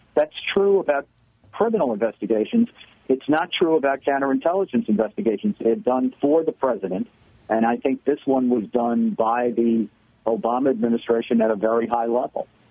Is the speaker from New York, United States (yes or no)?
yes; New York City, New York, United States; I grew up in the Bronx in the 60s and 70s